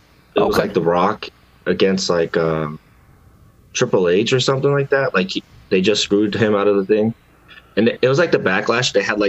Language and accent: English; Seattle, Washington, United States; I was born right here in Seattle, Washington.